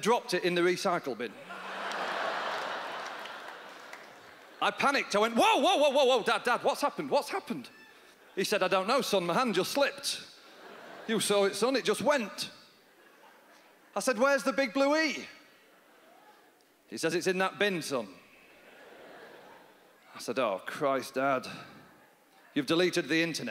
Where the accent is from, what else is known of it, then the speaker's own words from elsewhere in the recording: Yorkshire and the Humber, United Kingdom; accent: North of England; moved away; I'm from Yorkshire in England. That's where my family are from.